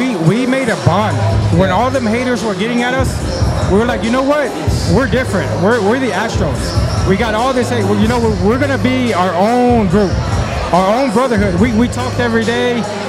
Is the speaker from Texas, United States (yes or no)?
yes; Houston, Texas, United States; we're from Houston.